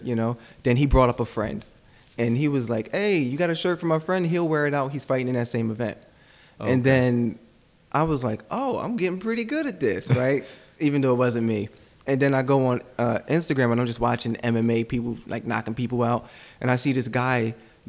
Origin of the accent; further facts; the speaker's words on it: Coatesville, Pennsylvania, United States; moved away; where I'm from Coatesville